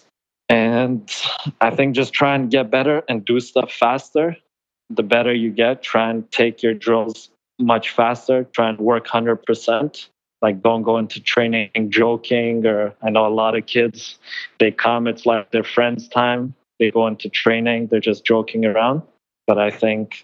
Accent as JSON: {"language": "English", "country": "Iran", "tie": "born or raised there", "moved": "yes", "said": "I think I was born in Iran"}